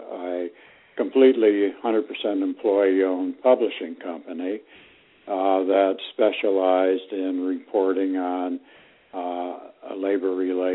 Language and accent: English; Ithaca, New York, United States; now in Washington, DC, United States; I grew up in Ithaca, New York